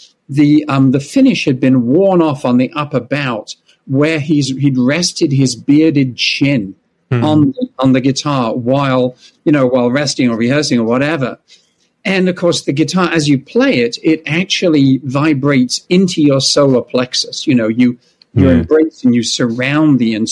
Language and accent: English; London, United Kingdom; moved away as an adult; now in United States; I was born in London and grew up in England.